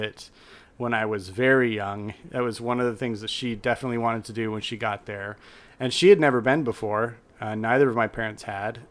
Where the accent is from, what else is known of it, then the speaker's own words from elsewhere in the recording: Utah, United States; I grew up in Utah